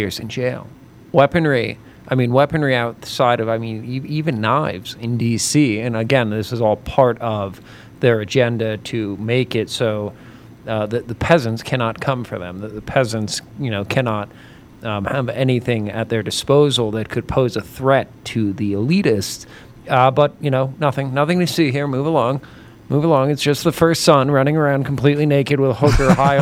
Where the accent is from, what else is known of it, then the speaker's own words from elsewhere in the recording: New York, United States; As a New Yorker